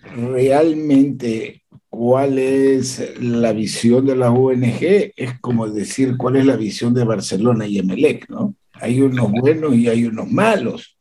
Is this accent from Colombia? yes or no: no; Ecuador; Yo como ecuatoriano